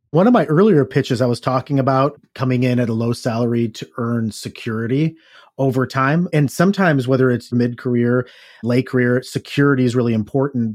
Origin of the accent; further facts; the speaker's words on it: Ohio, United States; a guy growing up in Ohio in blue collar town